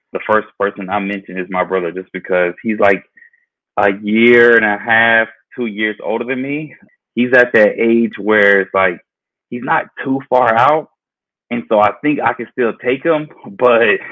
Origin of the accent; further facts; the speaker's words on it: Georgia, United States; I was born and raised in Georgia